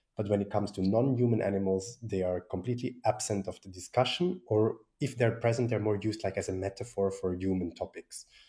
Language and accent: English; Switzerland; I was from Switzerland